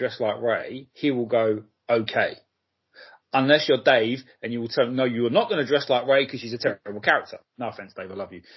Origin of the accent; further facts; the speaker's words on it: London, United Kingdom; as a Londoner